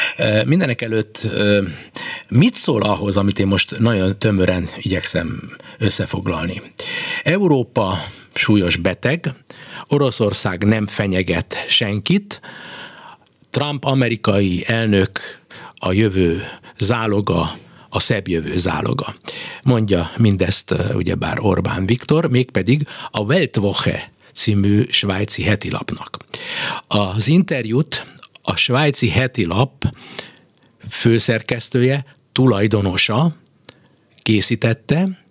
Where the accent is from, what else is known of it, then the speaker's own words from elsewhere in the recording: Hungary; mi mind a ketten magyarok vagyunk